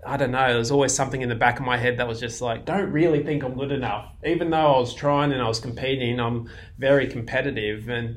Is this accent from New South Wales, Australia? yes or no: no; regional Queensland, Australia; I'm from regional Queensland